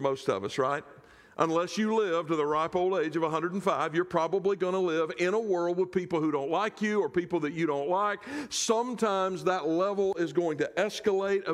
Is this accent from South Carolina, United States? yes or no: yes; South Carolina, United States; in my home state of South Carolina, the latch in the buckle of the Bible Belt, that's where I come from